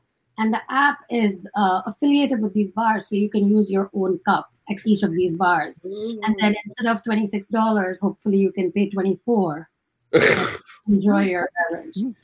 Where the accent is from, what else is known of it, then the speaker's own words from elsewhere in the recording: Michigan, United States; I'm from Michigan, but I'm currently in San Francisco